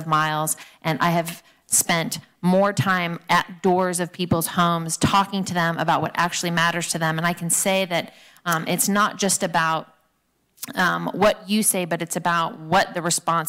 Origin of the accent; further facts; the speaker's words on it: California, United States; I was born here in California. I've been here my whole life.